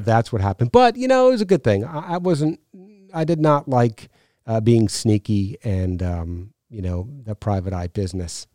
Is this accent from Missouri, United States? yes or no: no; New York, United States; I grew up in New York